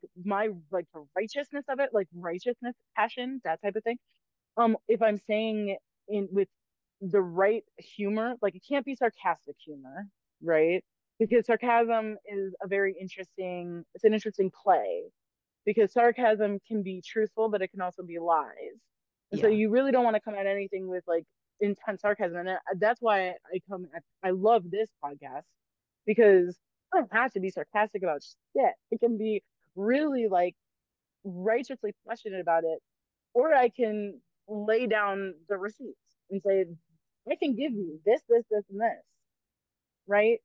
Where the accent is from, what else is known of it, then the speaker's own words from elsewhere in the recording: United States; as an American